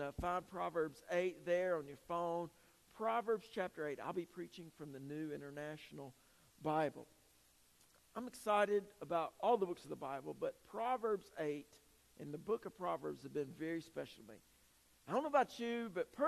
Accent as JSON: {"language": "English", "town": "Greenville", "region": "South Carolina", "country": "United States", "said": "I'm from the upstate. I'm from Greenville"}